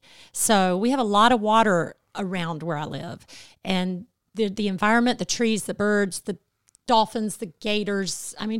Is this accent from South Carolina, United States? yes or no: yes; South Carolina, United States; I am from South Carolina.